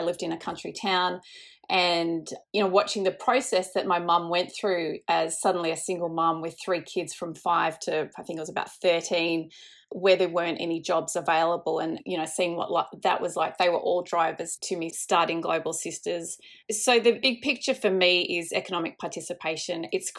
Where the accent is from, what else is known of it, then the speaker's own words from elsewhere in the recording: Indonesia; I grew up in Indonesia, so I think I've just grown up with an interest in social causes